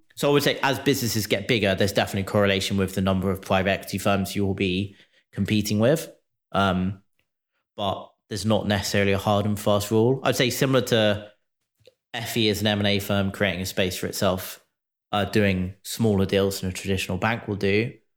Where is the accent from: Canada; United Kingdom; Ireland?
United Kingdom; now in United States; As a Brit living in the U S